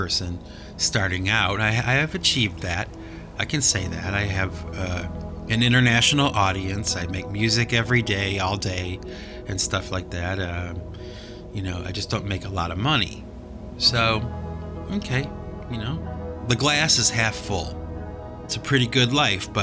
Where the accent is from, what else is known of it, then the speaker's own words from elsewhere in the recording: United States; I do live in America. I'm an American